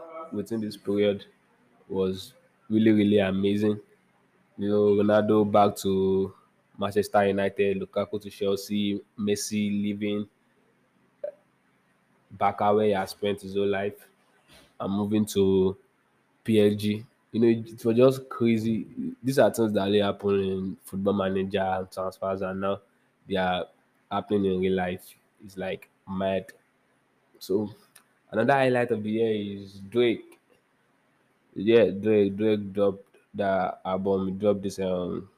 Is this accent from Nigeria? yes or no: yes; Nigeria; I'm a Nigerian